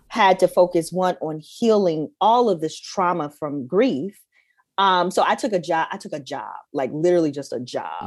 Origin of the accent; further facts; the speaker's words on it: Detroit, Michigan, United States; growing up in Detroit, especially growing up in Detroit, at that time, like in the eighties and nineties